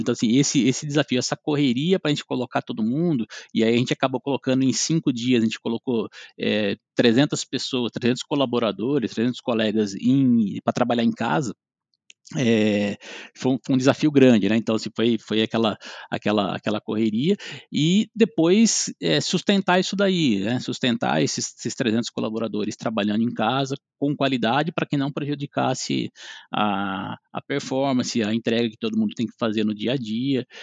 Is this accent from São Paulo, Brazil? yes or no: yes; interior of São Paulo, Brazil; sou do interior de São Paulo, moro em Lençóis Paulista, é, é, bem próximo a Bauru.